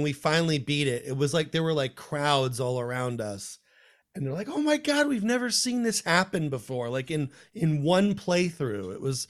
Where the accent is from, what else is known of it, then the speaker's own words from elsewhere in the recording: Paramus, New Jersey, United States; This is when I was growing up in Paramus.